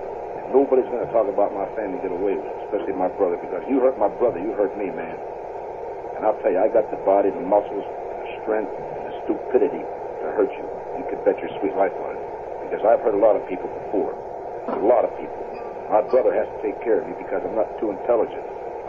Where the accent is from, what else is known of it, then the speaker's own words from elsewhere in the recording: New York City, New York, United States; I'm from New York. I'm from the tough side of New York. I'm from Hell's Kitchen. I was born and raised there, my brothers and myself. And I fought in the streets all my life.